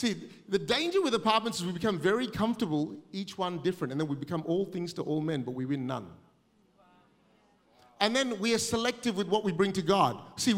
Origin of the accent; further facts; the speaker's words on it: Australia; I'm too Asian to be Aussie, but I'm too Aussie to be Asian, so I fit nowhere.